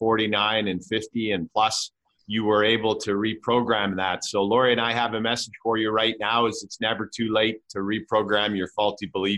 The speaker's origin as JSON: {"language": "English", "country": "Canada", "said": "I'm from Canada"}